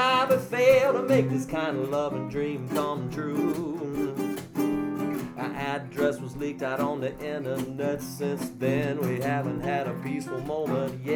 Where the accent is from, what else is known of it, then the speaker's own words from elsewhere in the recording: Mobile, Alabama, United States; I'm from Mobile, Alabama